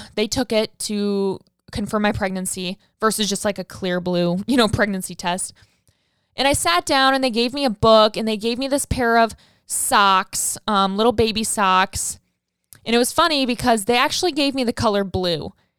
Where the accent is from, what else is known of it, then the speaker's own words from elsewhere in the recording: Saskatchewan, Canada; now in Ottawa, Canada; I'm originally from Saskatchewan, but was living in Ottawa, Ontario at the time in Canada.